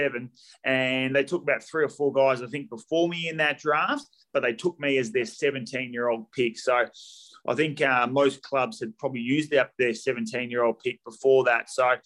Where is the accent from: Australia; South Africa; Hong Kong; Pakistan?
Australia; Bassendean, Western Australia; the Swan Districts, which was my Waffle club growing up in Bassendean